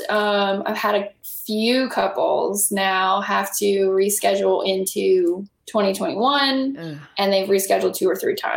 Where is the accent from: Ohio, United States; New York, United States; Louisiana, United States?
Louisiana, United States; New Iberia; I grew up in New Iberia.